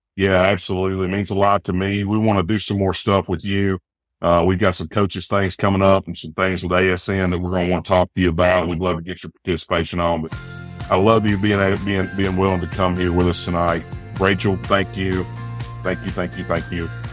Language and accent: English; Eastern Arkansas, United States; I'm an Arkansas kid. And I know at the generational poverty of the Delta growing up in Eastern Arkansas